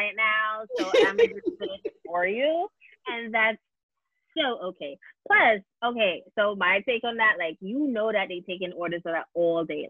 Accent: New York City, New York, United States; as a New Yorker

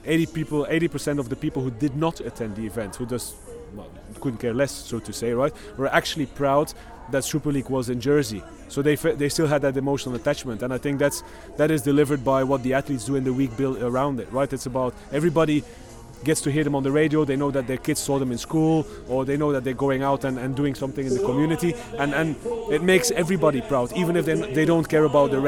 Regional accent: Belgium; I'm from Belgium

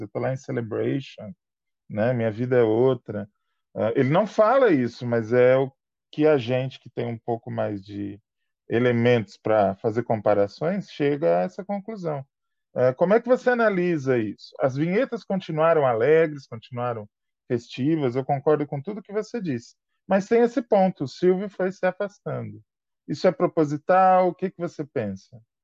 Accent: São Paulo, Brazil; nós dois somos paulistanos

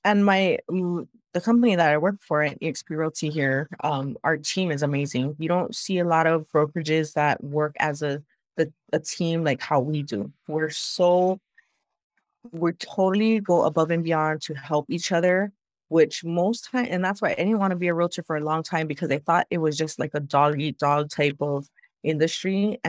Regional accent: Hawaii, United States; I've born and raised in Hawaii on this island, and everybody knows everybody.

